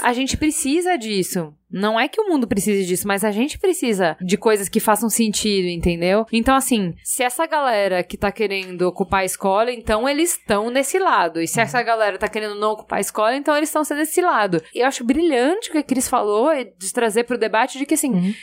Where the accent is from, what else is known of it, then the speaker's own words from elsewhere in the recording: Brazil; nós somos brasileiros